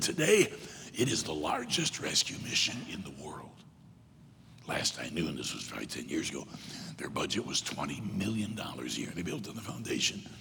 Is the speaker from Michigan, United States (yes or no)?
yes; Michigan, United States; moved away; also born or lived in South Carolina; I was born in South Carolina. Grew up mostly in Michigan, graduated high school and college in South Carolina